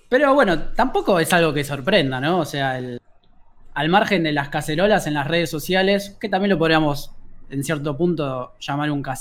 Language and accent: Spanish; Buenos Aires, Argentina; born there; Yo, soy porteño de, nacimiento.